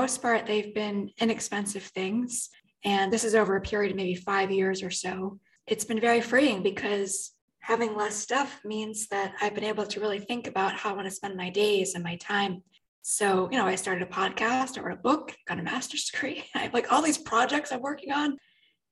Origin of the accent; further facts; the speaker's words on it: New York City, New York, United States; I was raised in the New York City area